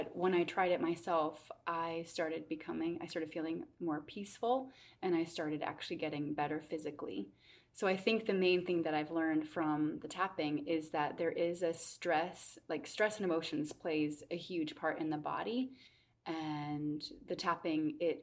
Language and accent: English; Minnesota, United States; now in Charlottesville, United States; I grew up in Minnesota